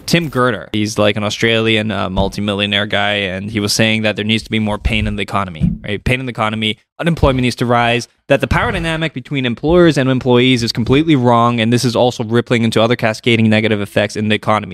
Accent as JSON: {"language": "English", "country": "Canada"}